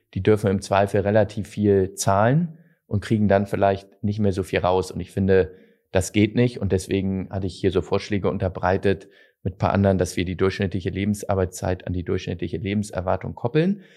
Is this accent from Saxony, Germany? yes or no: no; Hamburg, Germany; bei uns in Hamburg